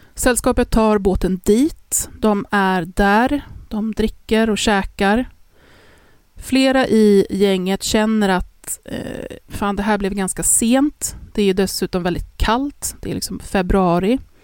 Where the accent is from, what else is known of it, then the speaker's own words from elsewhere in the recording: Stockholm, Stockholm County, Sweden; Vi är från Stockholm